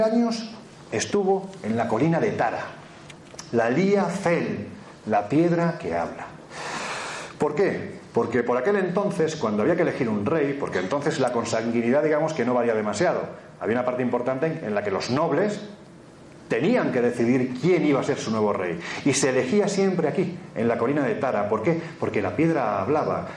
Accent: Jaén, Andalusia, Spain; en mi tierra, en Jaén

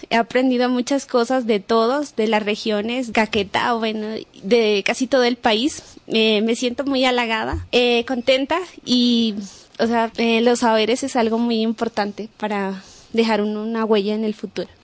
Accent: Gualmatán, Nariño, Colombia; soy del departamento de Nariño, pertenezco al grupo de herederos de, del corregimiento de Gualmatán

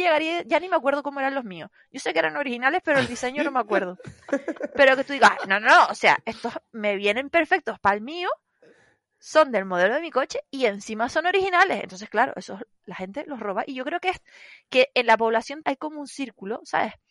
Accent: Tenerife, Canary Islands, Spain; yo soy de Tenerife y tal. Lo que pasa es que sí, que hablamos parecido

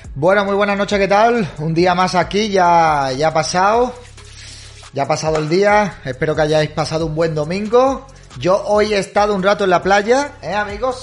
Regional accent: Málaga, Andalusia, Spain; Málaga también, mi paisana

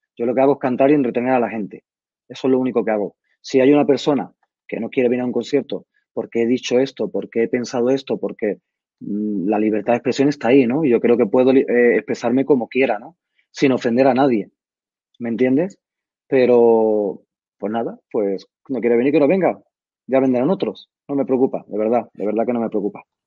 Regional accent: Madrid, Community of Madrid, Spain; nosotros vivíamos en Barajas

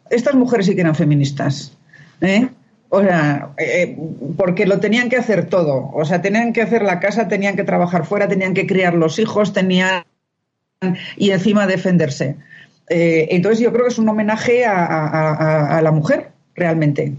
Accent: Spain; now in Mexico; yo la única española

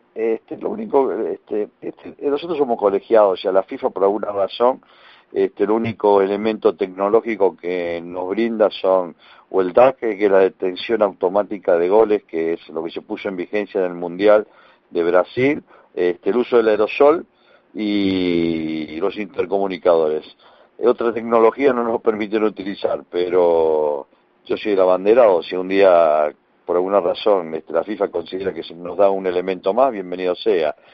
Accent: Argentina

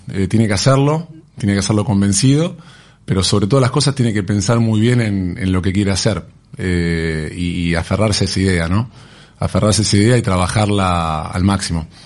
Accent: Argentina; en lo que es el consumo acá en Argentina. Nosotros como argentinos no somos buenos consumidores

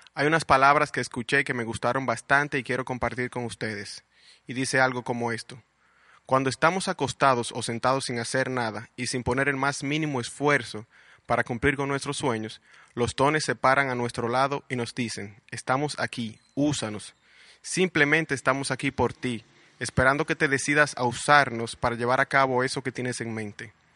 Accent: Puerto Plata, Dominican Republic; also born or lived in Santo Domingo / Santiago; Nací en Santo Domingo, pero mis padres me llevaron a vivir a Puerto Plata a la edad de dos años. O sea que soy totalmente puertoplateño.

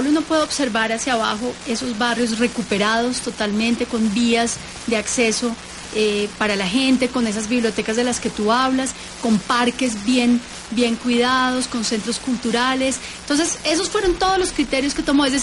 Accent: Bogotá, Bogotá Capital District, Colombia; moved away as an adult; now in Ecuador; yo soy de Bogotá, pero mi ah. familia eh, y por eso mis, apellidos también son de esa zona

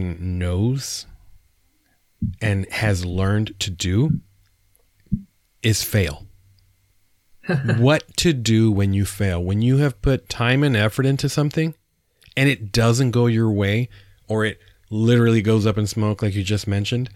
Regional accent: San Diego, California, United States; also born or lived in Arizona; now in Texas, United States; I'm born and raised in San Diego

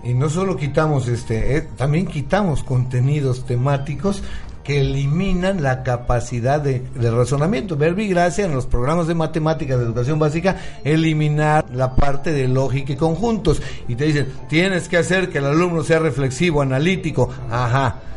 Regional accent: Mexico; Nosotros mismos como mexicanos.

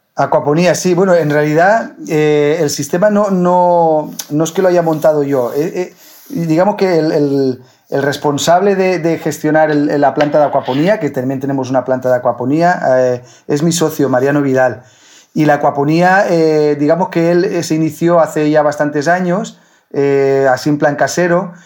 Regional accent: Villarreal, Valencian Community, Spain; moved away as an adult; now in Murcia, Spain; cuando vivía con mis padres, pues vivíamos en el campo. Vivíamos en el campo, en, en Villarreal

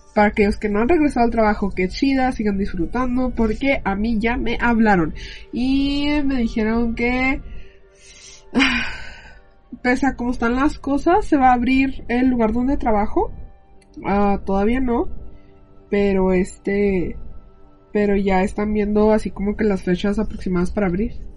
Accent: United States; yo soy americana

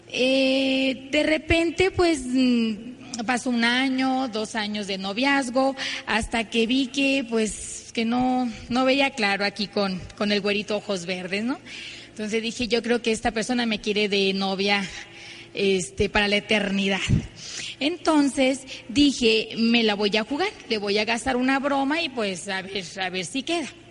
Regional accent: Ciudad Obregón, Sonora, Mexico; nosotros venimos de Ciudad Obregón, Sonora. Eh, vengo de una familia muy tradicional.

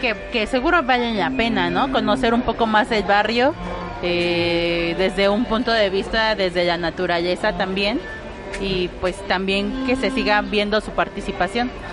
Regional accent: Mexico City, Mexico; nací siendo un albur en la Ciudad de México

